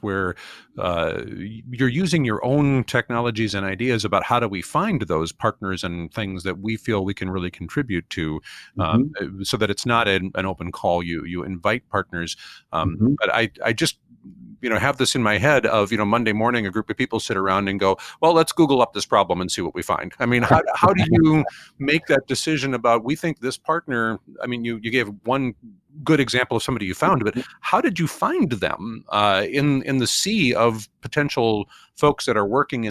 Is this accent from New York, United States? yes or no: no; Minnesota, United States; my home state of Minnesota, where I'm speaking from right now.